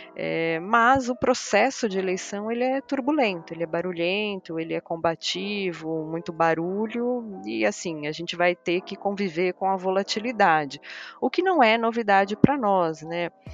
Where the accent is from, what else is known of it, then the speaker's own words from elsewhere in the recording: Portugal; eu sou portuguesa